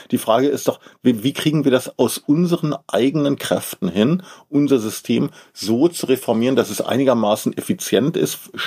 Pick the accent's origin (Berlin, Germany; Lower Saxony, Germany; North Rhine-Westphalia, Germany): Berlin, Germany; Als Berliner